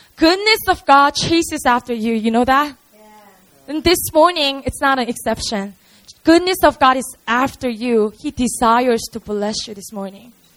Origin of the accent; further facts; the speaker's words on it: Busan, South Korea; English is a second language; We have three campuses all around the city of Seoul and also in Busan, which is my hometown